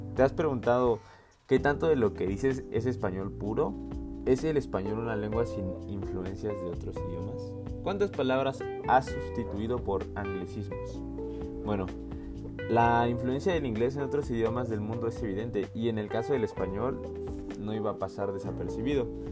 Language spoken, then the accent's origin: Spanish; Mexico; como mexicanos